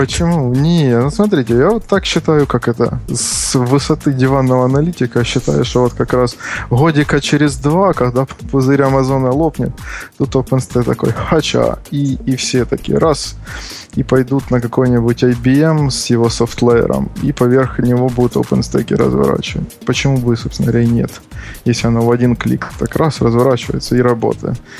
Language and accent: Russian; Kharkiv, Kharkiv Oblast, Ukraine; я из Харькова